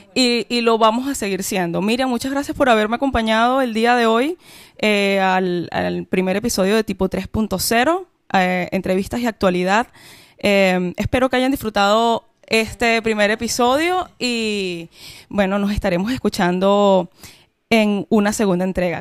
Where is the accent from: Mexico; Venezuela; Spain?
Venezuela; moved away; la mayoría de los venezolanos somos muy bondadosos